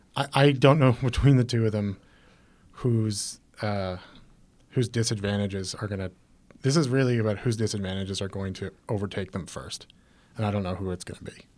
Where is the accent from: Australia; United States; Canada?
Canada; we were Canadian